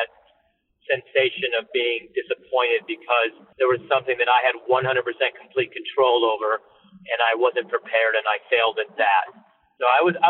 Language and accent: English; Michigan, United States; growing up in Michigan